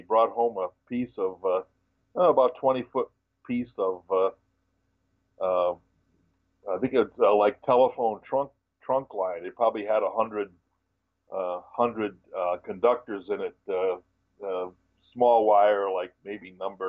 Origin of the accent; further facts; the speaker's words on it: Westerly, Rhode Island, United States; I lived, born and raised in Westerly, Rhode Island, which is on the very southwest corner of the state.